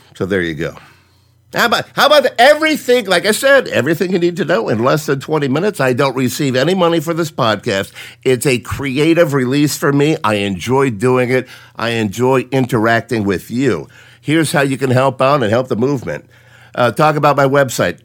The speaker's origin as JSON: {"language": "English", "town": "Cleveland", "region": "Ohio", "country": "United States", "tie": "born or raised there", "also_born_or_lived": "Willoughby, Ohio", "said": "I'm from Cleveland, born and raised. Live in Willoughby, 20 miles east of First Energy Stadium"}